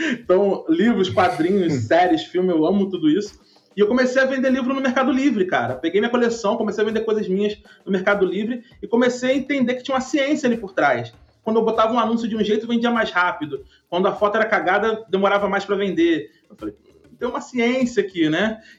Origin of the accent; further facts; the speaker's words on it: Rio de Janeiro, Brazil; Eu sou um cara muito improvável porque eu sou nascido e criado numa favela no Rio, né?